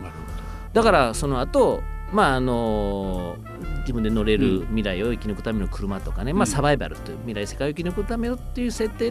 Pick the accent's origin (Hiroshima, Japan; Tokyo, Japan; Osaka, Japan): Osaka, Japan; 実は僕はね大阪出身